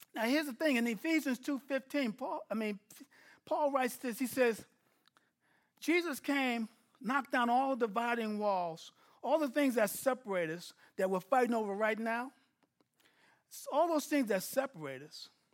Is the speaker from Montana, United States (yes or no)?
no; New York City, New York, United States; now in Texas, United States; I'm from New York City, living in Texas